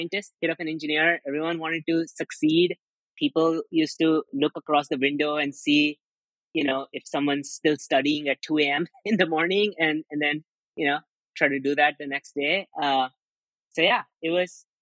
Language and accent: English; Mumbai, Maharashtra, India; also born or lived in Ajmer, Rajasthan, India; now in United States; I lived most of my childhood in Mumbai